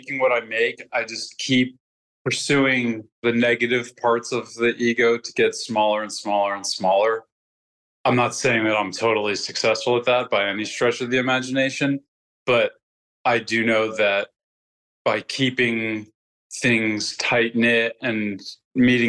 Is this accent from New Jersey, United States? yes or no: yes; New Jersey, United States; I grew up in New Jersey, just like a half hour outside of New York City